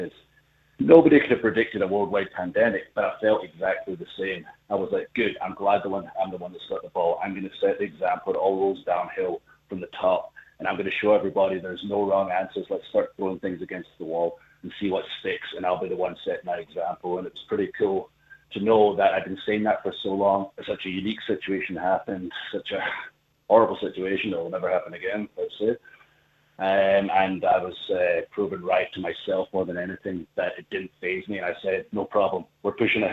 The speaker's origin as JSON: {"language": "English", "region": "Scotland", "country": "United Kingdom", "said": "I'm from Scotland"}